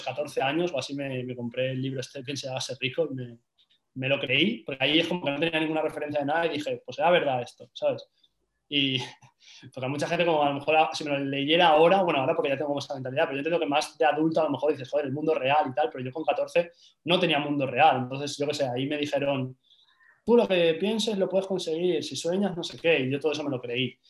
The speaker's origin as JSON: {"language": "Spanish", "town": "Valencia", "region": "Valencian Community", "country": "Spain", "moved": "as an adult", "lives_now": "Madrid, Spain", "said": "yo soy de Valencia"}